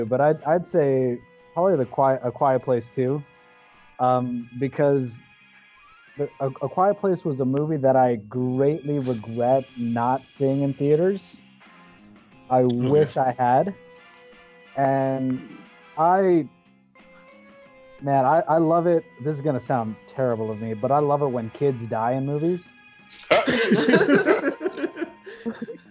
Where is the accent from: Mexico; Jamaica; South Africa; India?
Mexico; now in United States; I'm first generation immigrant. I was born in Mexico. My family migrated here illegally